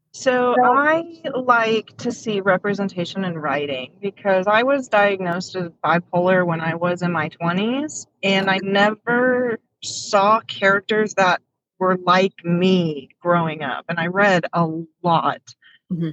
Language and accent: English; Washington, United States; now in Texas, United States; I was born and raised in Washington